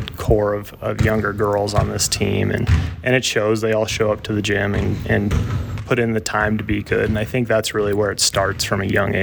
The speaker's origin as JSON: {"language": "English", "town": "Buffalo", "region": "Wyoming", "country": "United States", "tie": "born or raised there", "moved": "as an adult", "lives_now": "Lander, United States", "said": "I was born and raised in Buffalo, Wyoming"}